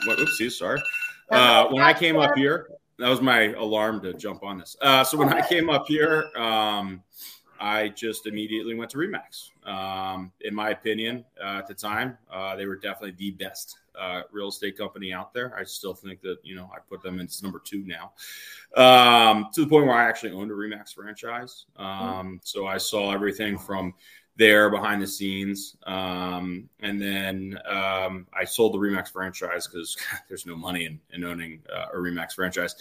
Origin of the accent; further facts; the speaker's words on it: Delaware, United States; moved away as an adult; now in Boston, United States; we grew up in Delaware, and I actually went to school up here in Boston, where I am now